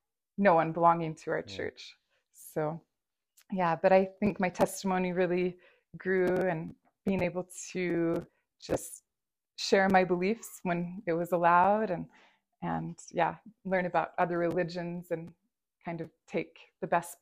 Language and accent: English; Dubai, United Arab Emirates; It was interesting growing up in Dubai because everyone had different religions, Muslim, Christian, Hindu, and we all respected each other's religions